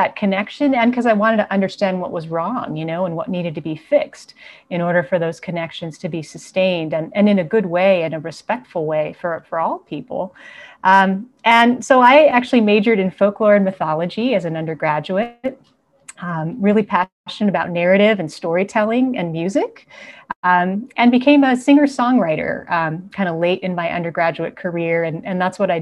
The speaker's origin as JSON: {"language": "English", "town": "Missoula", "region": "Montana", "country": "United States", "tie": "born or raised there", "moved": "yes", "lives_now": "Santa Barbara, United States", "said": "I was born and raised in Missoula, Montana"}